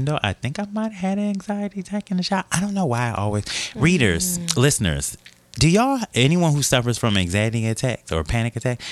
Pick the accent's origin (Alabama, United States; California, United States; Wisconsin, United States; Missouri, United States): Wisconsin, United States; Milwaukee; now in New York City, United States; I'm from, my home city is Milwaukee, Wisconsin